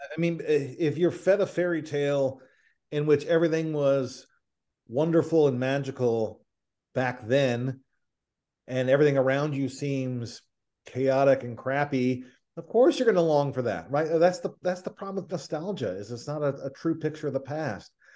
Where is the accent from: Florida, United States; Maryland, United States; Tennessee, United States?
Tennessee, United States; Nashville; I'm from Nashville